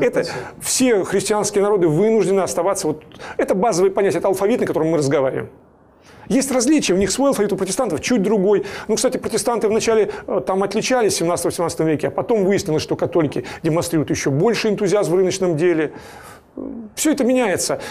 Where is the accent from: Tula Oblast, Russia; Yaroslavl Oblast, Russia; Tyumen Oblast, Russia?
Yaroslavl Oblast, Russia; Yaroslavl; Я из Ярославля. Я с пяти лет живу и работаю в Ярославле.